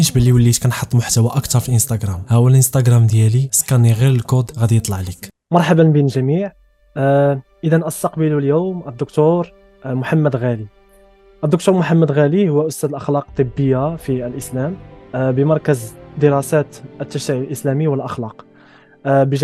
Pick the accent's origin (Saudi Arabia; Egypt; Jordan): Egypt; أنا ولدت ونشأت في مصر